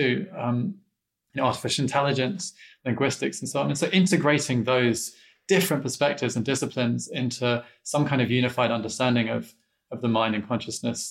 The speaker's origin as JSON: {"language": "English", "region": "London", "country": "United Kingdom", "tie": "born or raised there", "moved": "yes", "said": "I didn't grow up in Chicago. I grew up in London, England"}